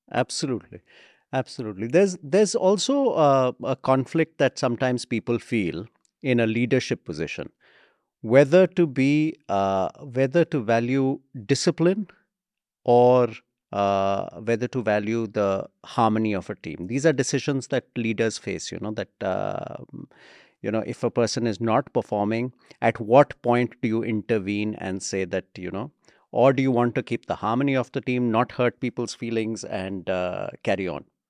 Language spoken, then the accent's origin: English; India; our country